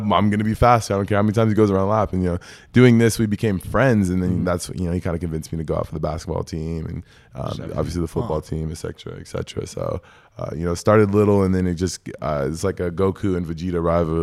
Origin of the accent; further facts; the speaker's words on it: Eatonville, Washington, United States; Born and raised